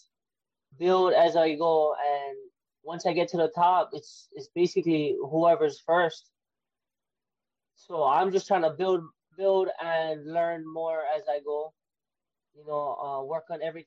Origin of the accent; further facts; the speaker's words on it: Waianae, Hawaii, United States; I'm originally from Waianae.